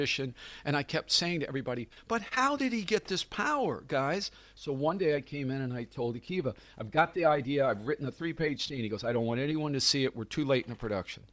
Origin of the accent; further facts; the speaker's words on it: Clearwater, Florida, United States; also born or lived in St. Petersburg, Florida; my hometown in St. Pete, Clearwater, Florida